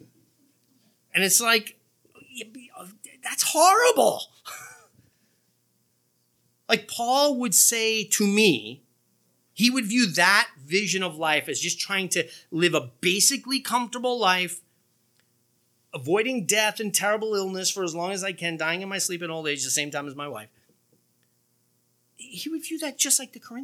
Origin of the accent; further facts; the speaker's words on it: United States; We're American Christians rather than Christians who happen to live in America.